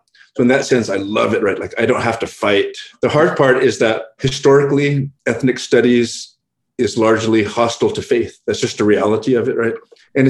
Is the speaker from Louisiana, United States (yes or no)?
no; Hacienda Heights, California, United States; first language English; also born or lived in San Gabriel Valley; I was born in Boyle Heights, which is on the east side of LA, and raised in Hacienda Heights. Right now I live in the San Gabriel Valley